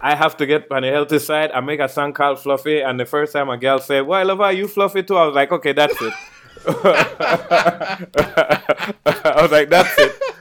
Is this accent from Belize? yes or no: yes; Belize; growing up in Belize